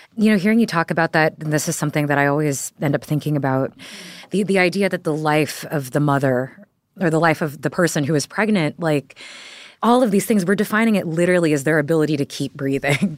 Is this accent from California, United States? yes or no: no; Texas, United States; moved away; I'm from Texas